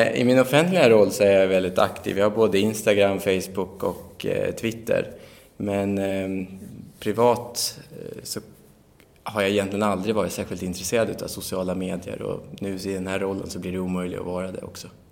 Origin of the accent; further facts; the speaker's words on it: Västerås, Västmanland, Sweden; also born or lived in Barcelona; jag är ju västeråsare